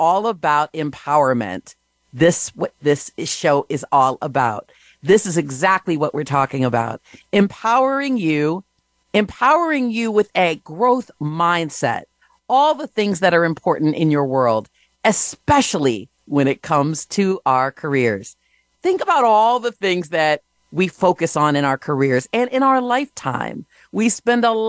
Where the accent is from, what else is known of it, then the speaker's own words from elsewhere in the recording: Michigan, United States; now in New Jersey, United States; Currently, I'm in New Jersey, but originally I'm from Michigan